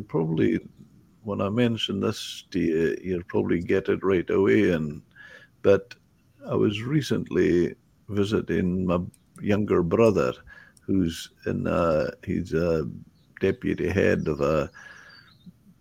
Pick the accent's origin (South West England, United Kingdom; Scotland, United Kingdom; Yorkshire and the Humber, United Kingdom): Scotland, United Kingdom; I was from Scotland